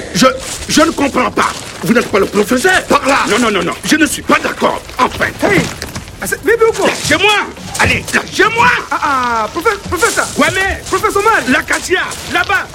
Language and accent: Swahili; Tanzania; utotoni mwangu nchini Tanzania